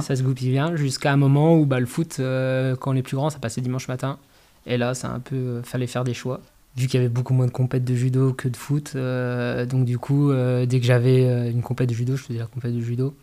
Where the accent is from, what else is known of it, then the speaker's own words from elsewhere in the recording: Corcieux, Grand Est, France; moved away as an adult; now in Saulcy-sur-Meurthe, France; j'ai passé toute mon enfance à Corsieux